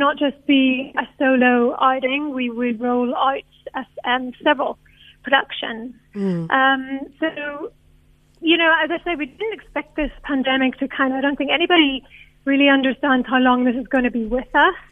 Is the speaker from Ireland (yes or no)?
yes; Ireland; now in South Africa; I'm not from South Africa. I'm from Ireland.